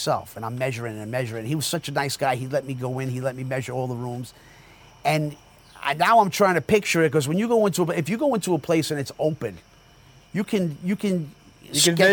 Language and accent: English; Jersey City, New Jersey, United States; now in Sayreville, United States; Born and raised in Jersey City. You know, I live in Sayreville